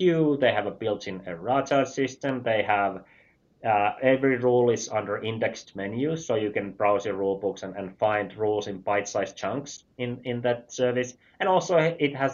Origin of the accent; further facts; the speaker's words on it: Finland; I'm from Finland